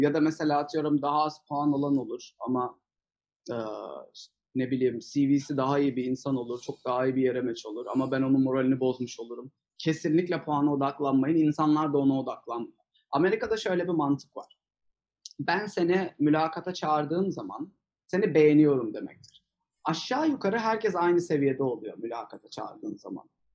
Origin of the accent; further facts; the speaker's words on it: Turkey; moved away as an adult; now in United States; bir Türkler olarak